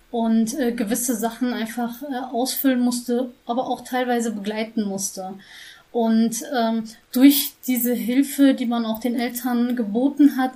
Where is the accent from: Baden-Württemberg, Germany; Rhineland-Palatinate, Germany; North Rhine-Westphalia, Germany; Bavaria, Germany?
North Rhine-Westphalia, Germany; Schwelm; born there; ich bin in Schwelm geboren, bin ähm